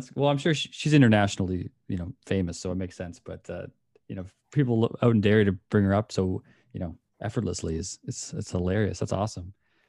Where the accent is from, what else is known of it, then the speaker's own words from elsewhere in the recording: Canada; As a Canadian